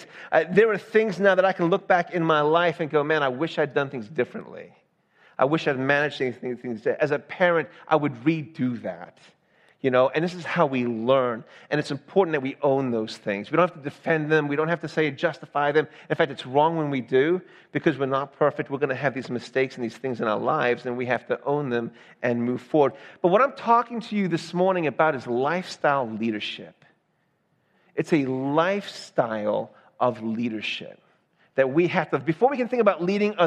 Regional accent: the South, United States; moved away; also born or lived in Georgia; I'm from the South.

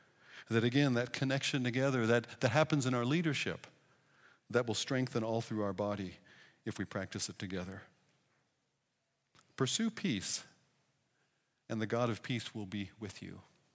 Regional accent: Pacific Northwest, United States; I come from the Scandinavian Pacific Northwest where a handshake is considered getting really close

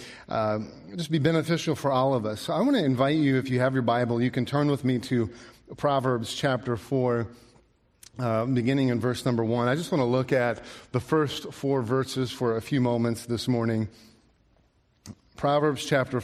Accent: Alaska, United States; I grew up in Alaska

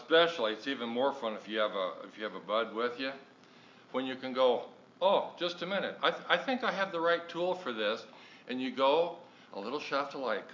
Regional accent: Deadwood, South Dakota, United States; I am from here in the hills, born in Deadwood

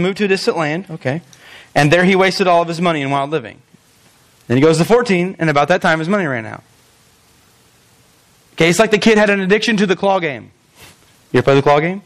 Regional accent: Albion, United States; I am from Albion.

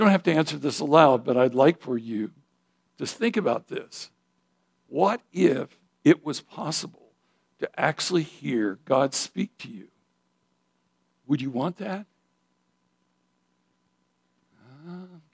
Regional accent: Idaho, United States; moved away; I grew up in Idaho

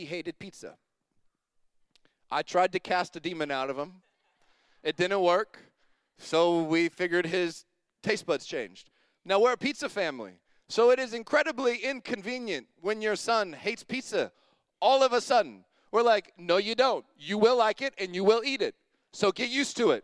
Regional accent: Longview, United States; I grew up in Longview

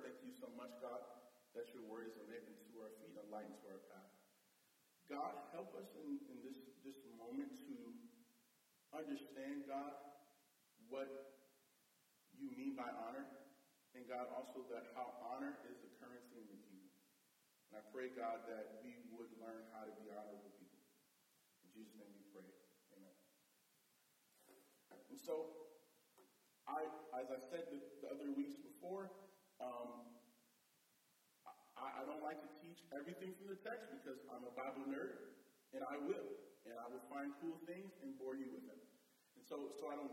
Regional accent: Bloomfield, Connecticut, United States; also born or lived in Hartford, Connecticut; I was born in Hartford, but I grew up in Bloomfield

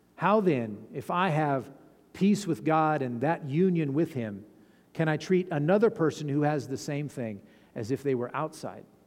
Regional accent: Fallon, Nevada, United States; I'm from Fallon

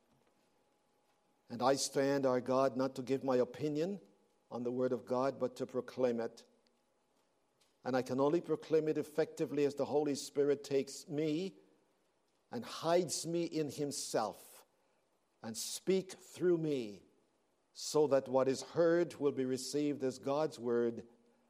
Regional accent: Belize; moved away; I was born in Central America

